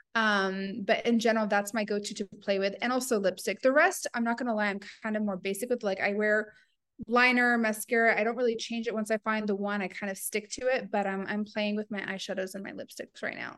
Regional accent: the South, United States; moved away as an adult; now in Dubai, United Arab Emirates; growing up in the South

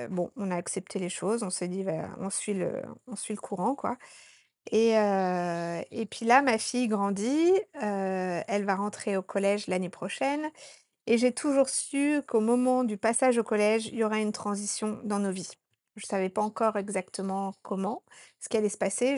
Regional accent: Annecy, Auvergne-Rhône-Alpes, France; moved away as an adult; also born or lived in Norway; now in Sri Lanka; je suis originaire de Haute-Savoie, euh, dans la petite ville d'Annecy.

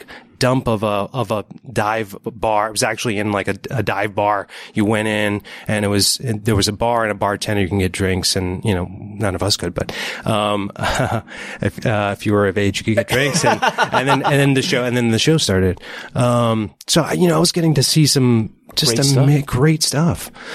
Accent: New York City, New York, United States; I grew up in the Bronx

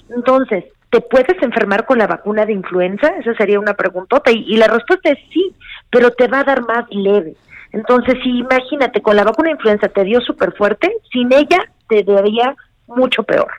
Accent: Mexico; como mexicanos

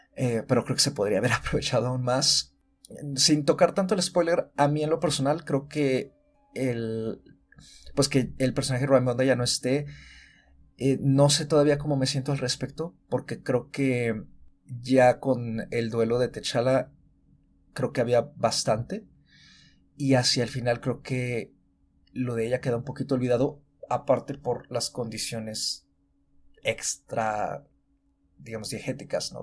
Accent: Mexico; como mexicanos

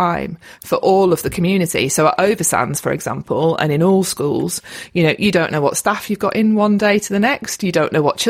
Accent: Lake District, North West England, United Kingdom; moved away as an adult; also born or lived in London; I'm from the Lake District, born and bred, and I've come home

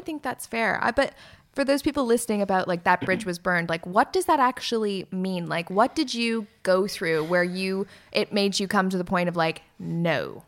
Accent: near Elmira, Ontario, Canada; born or raised there; moved away as an adult; now in London, United Kingdom

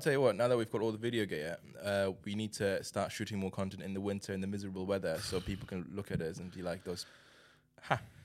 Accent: China; moved away as an adult; now in United Kingdom; I grew up in China

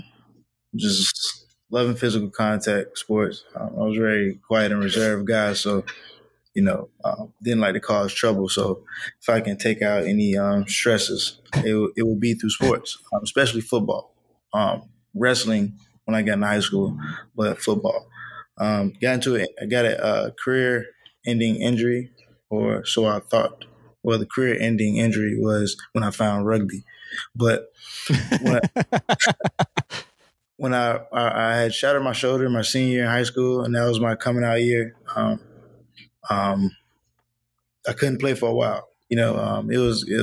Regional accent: Atlanta, Georgia, United States; moved away as an adult; now in Miami, United States; I was raised in Atlanta

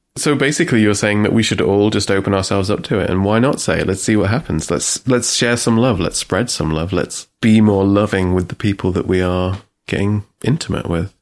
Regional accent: England, United Kingdom; I'm English

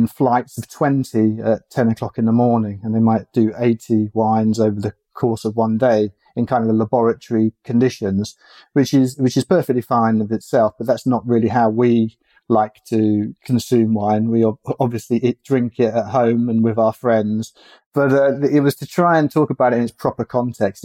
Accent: England, United Kingdom; growing up in England

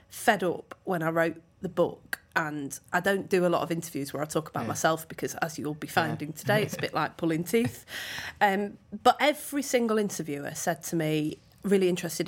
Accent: Manchester, North West England, United Kingdom; I grew up in Manchester in the 1980s with two very loving parents

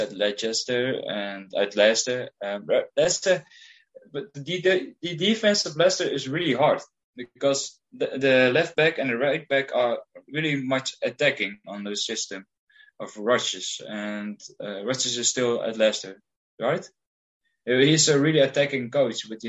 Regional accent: Heerenveen, Friesland, Netherlands; I'm from Heerenveen in the Netherlands.

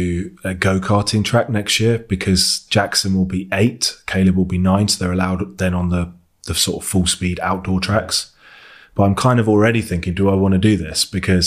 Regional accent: Devon, South West England, United Kingdom; I grew up in Devon

